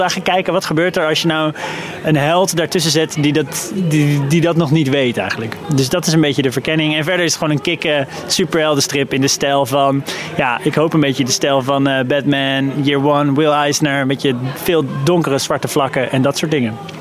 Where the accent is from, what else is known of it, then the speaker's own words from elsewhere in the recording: The Hague, South Holland, Netherlands; de stad Den Haag, waar ik ben opgegroeid.